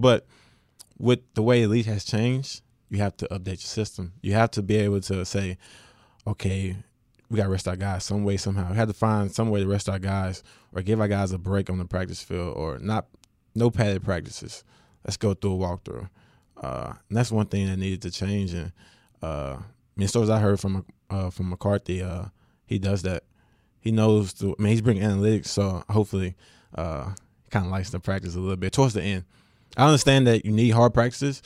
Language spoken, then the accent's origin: English; West Monroe, Louisiana, United States; I am from West Monroe